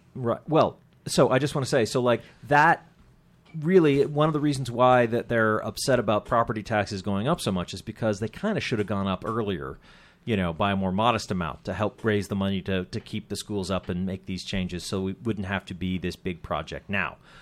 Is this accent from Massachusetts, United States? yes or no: yes; Andover, Massachusetts, United States; growing up in Andover, as I did